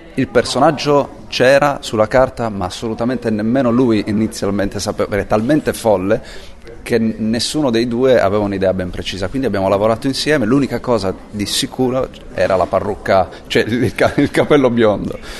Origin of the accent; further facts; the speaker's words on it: Sardinia, Italy; moved away; also born or lived in Rome / Paris / New York; Essendo sardo